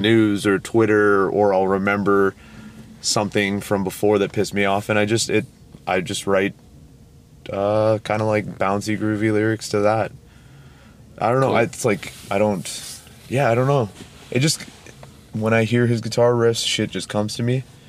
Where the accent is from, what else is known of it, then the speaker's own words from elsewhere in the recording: Toronto, Ontario, Canada; we are from Toronto, Ontario, Canada